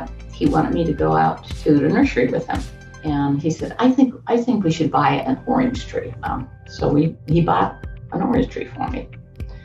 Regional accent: Newfoundland and Labrador, Canada; I was born in Newfoundland, Canada, and I was the last of a large family.

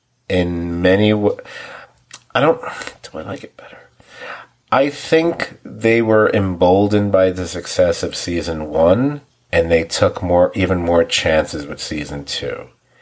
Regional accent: New York, United States; for people from New York, like myself, I'm a New Yorker, as are most of my friends

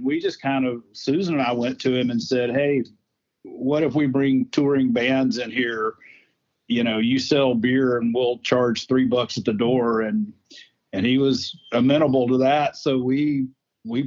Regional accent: Jackson, Mississippi, United States; where I grew up mostly was in Jackson, Mississippi

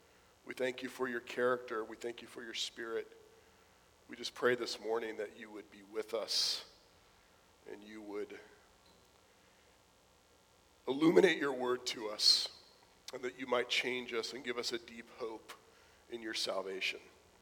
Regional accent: South Florida, United States; When I was a kid growing up in South Florida in the 80s

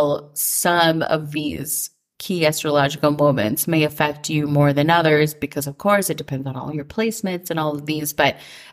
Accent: Minnesota, United States; growing up in Minnesota

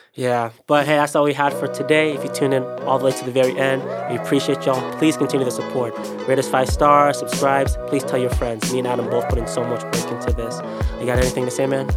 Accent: Ghana; I'm Ghanaian

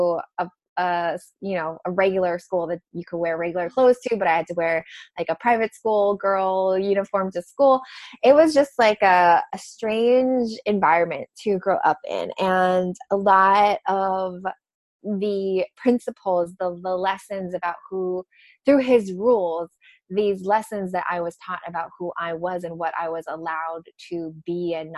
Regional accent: Hawaii, United States; I grew up in Hawaii

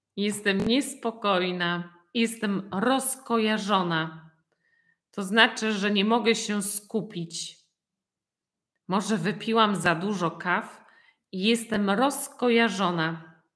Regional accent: Poland; jestem z Polski

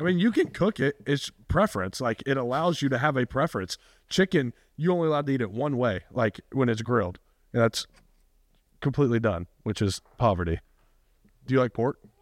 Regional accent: Rome, Georgia, United States; moved away; I actually hate my hometown

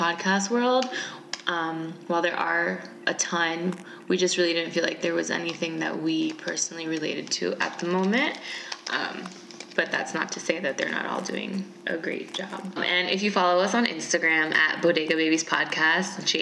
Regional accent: New Jersey, United States; moved away as an adult; also born or lived in New York; now in Los Angeles, United States; I was raised in New Jersey, born and raised in Jersey, and I now live in LA.

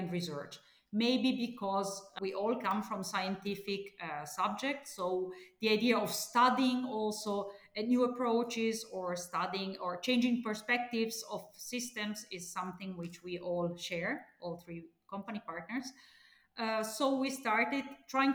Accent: Italy; I was born and studied in Italy

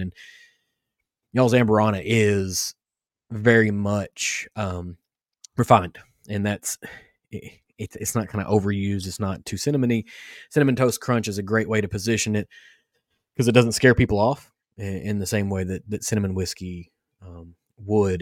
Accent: Kentucky, United States; growing up in Kentucky

